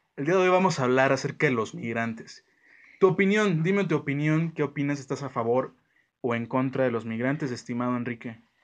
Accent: Mexico

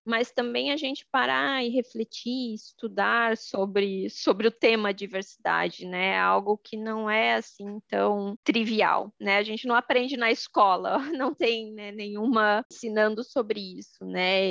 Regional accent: Joinville, Santa Catarina, Brazil; eu sou de, de Joinville, Santa Catarina

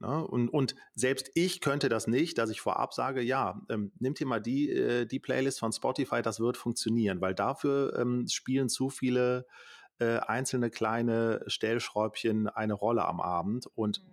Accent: Düsseldorf, North Rhine-Westphalia, Germany; hier in unserer Region, äh, also ich komme aus Düsseldorf

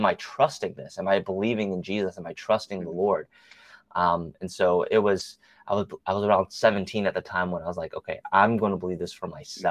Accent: Japan; moved away; I was born and raised in Japan. My dad is Japanese

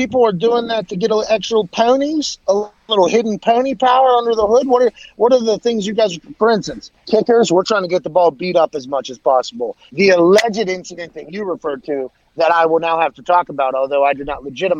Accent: Pittsburgh, Pennsylvania, United States; now in Indianapolis, United States; I grew up in Pittsburgh, not a lot of racing. I come to Indianapolis.

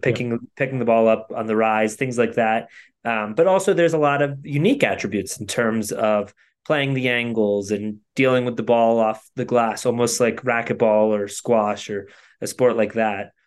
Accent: Connecticut, United States; I grew up in Connecticut

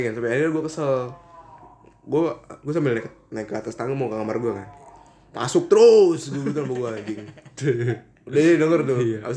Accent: Yogyakarta, Special Region of Yogyakarta, Indonesia; Jadi kan di kampung gue tuh di Jogja sana

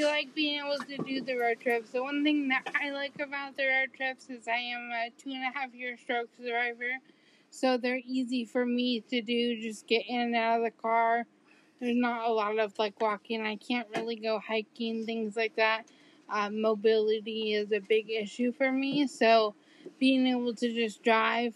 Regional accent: Sumner, Washington, United States; I grew up in Washington here in Sumner.

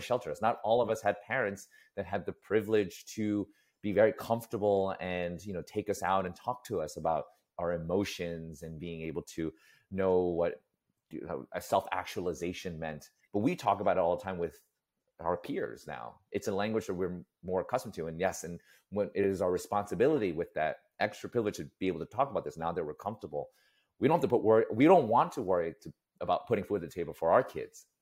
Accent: New York City, New York, United States; growing up in New York City

